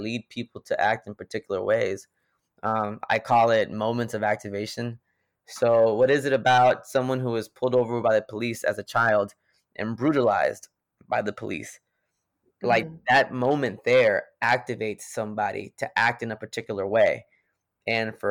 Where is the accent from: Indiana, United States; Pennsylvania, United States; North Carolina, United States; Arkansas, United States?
North Carolina, United States; Greensboro; I'm from Greensboro, North Carolina